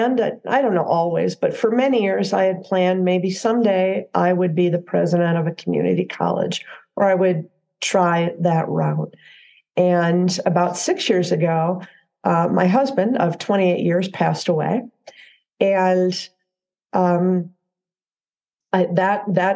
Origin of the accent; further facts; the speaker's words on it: Southwest Michigan, United States; moved away as an adult; now in Central Oregon, United States; I grew up in a small town in Southwest Michigan